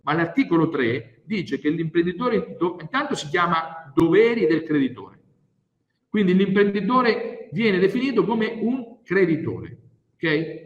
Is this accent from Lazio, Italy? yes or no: no; Grottazzolina, Marche, Italy; vengo dalle Marche, precisamente da Grotta Zolin, che è il paese più bello del mondo